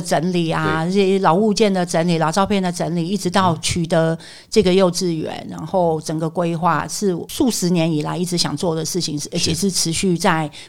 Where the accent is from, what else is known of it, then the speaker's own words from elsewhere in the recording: Yunnan, China; now in Taiwan; 当然啦、因为我们是云南人嘛，那就在我们在金三角流亡那么多年，